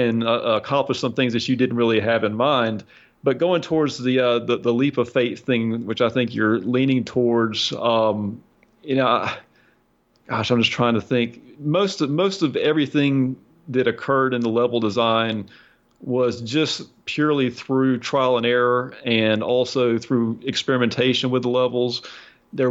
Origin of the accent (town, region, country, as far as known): United States